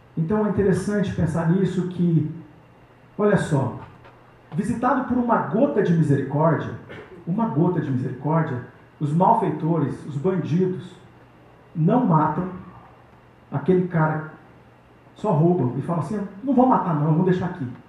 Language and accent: Portuguese; São Paulo, Brazil; also born or lived in Paraná; cheguei em São Paulo com 11 anos, vindo do Paraná